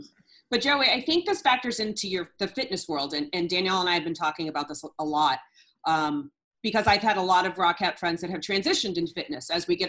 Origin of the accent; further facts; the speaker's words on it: New Hampshire, United States; But I'm from New Hampshire.